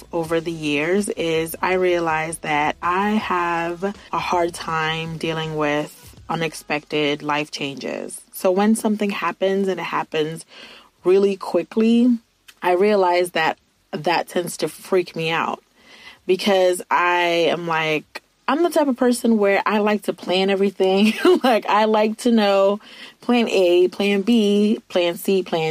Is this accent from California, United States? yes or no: no; Virginia, United States; moved away as an adult; now in Ohio, United States; I'm from Virginia, and I had to move from Virginia to Ohio